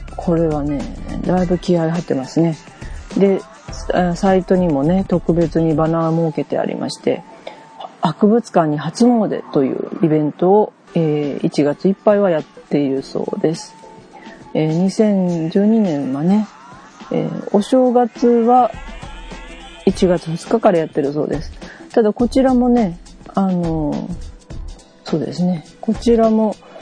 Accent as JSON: {"language": "Japanese", "region": "Kyushu", "country": "Japan", "tie": "born or raised there", "said": "私もね、九州で生まれたにしては"}